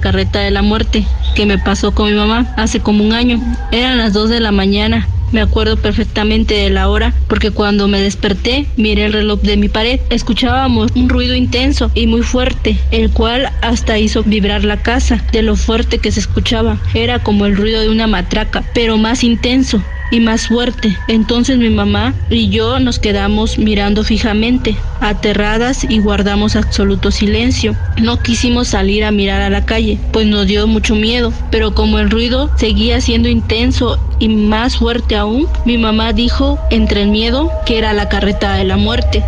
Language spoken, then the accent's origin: Spanish; Miahuatlán, Oaxaca, Mexico; soy de Miahuatlán.